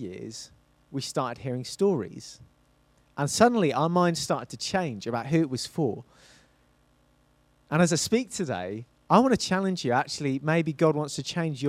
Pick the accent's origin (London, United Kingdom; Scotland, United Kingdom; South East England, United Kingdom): South East England, United Kingdom; Isle of Wight; moved away as an adult; I grew up on the Isle of Wight, on the south of England, and I moved from the south to the north for university.